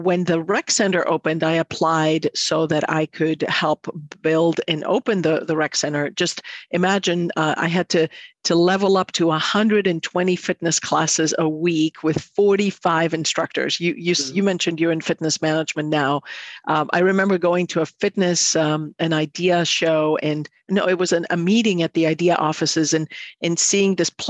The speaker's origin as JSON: {"language": "English", "town": "Athens", "region": "Attica", "country": "Greece", "moved": "as an adult", "lives_now": "Midwest, United States", "said": "I'm from Athens, Greece"}